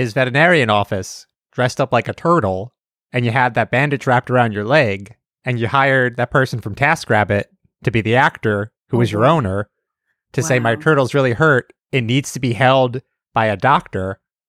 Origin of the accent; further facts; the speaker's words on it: New York, United States; I'm originally from New York.